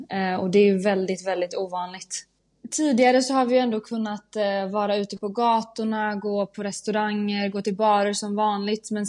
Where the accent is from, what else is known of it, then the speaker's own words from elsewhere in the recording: Sweden; moved away as an adult; now in Milan, Italy; vi svenskar, vi kanske lever lite mer i våra hem än vad italienarna gör.